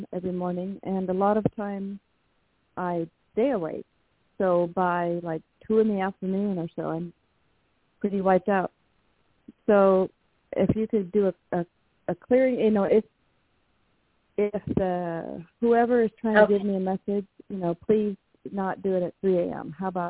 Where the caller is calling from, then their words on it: Washington, United States; I'm calling from Washington State.